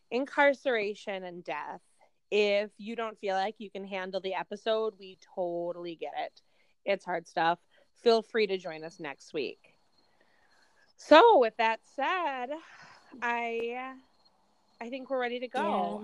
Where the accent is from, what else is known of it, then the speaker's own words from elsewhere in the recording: Wisconsin, United States; I've been on the podcast before. I'm from Wisconsin. I'm married. I have four kids. And I teach fifth grade in a Catholic school.